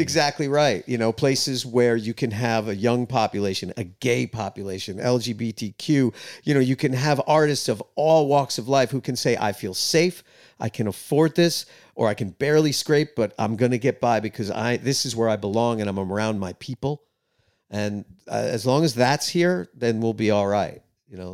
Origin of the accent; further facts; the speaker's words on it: New York City, New York, United States; moved away as an adult; also born or lived in East Village, New York City; now in Nashville, United States; I grew up in Queens, closer to Long Island